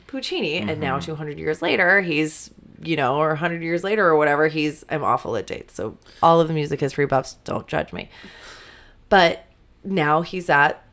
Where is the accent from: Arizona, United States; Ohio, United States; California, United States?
California, United States; outside of San Francisco; moved away as an adult; now in Chicago, United States; I grew up outside of San Francisco.